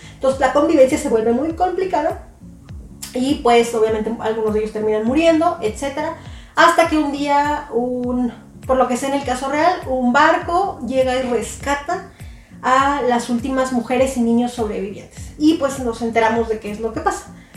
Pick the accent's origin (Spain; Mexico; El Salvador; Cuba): Mexico; Yo soy de México